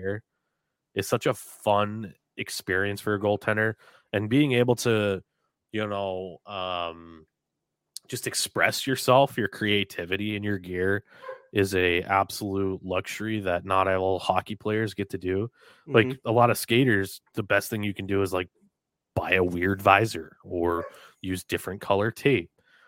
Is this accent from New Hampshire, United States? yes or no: yes; Dover, New Hampshire, United States; I grew up in Dover, New Hampshire